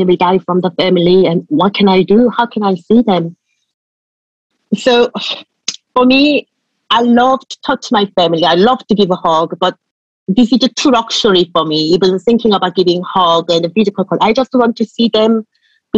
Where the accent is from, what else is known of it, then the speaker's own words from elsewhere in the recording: Seoul, South Korea; English is a second language; moved away as an adult; now in Somerset, United Kingdom; I come from city, so I'm from Seoul, South Korea.